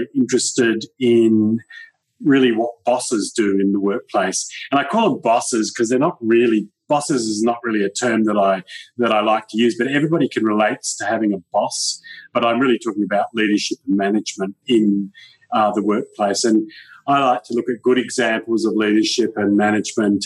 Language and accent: English; Perth, Western Australia, Australia; also born or lived in Kalgoorlie; I grew up in a place called Kalgoorlie for a number of years, which was a mining town, and my dad was transferred there in his work, and then we came back to Perth, and I grew up in Perth for many years. In fact, for all my life, I've actually been in Perth.